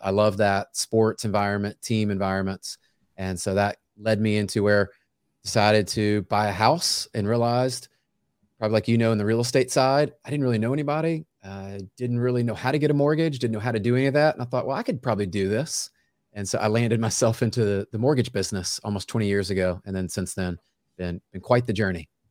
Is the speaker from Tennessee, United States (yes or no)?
yes; Memphis, Tennessee, United States; now in Franklin, United States; I grew up in Memphis, Tennessee